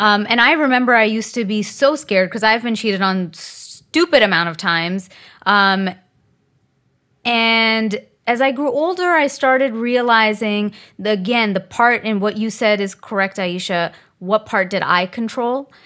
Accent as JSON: {"language": "English", "country": "India", "said": "I'm Indian, and in the Indian community"}